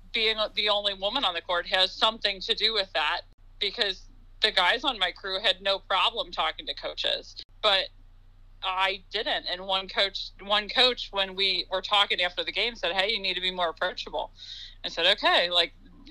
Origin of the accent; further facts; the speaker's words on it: Ohio, United States; I'm from Ohio, went to school in Ohio